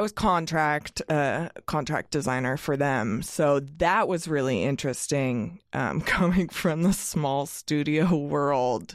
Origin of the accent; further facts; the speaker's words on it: Eugene, Oregon, United States; I come from Eugene, the home of Ninkasi and Oakshire